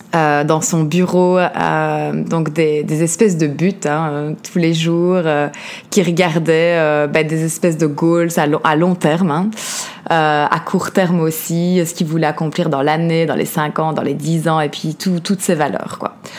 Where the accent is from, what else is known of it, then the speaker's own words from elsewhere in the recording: Liège, Wallonia, Belgium; accent: Belgian; mon accent belge, donc je grandis en Belgique, à Liège comme je disais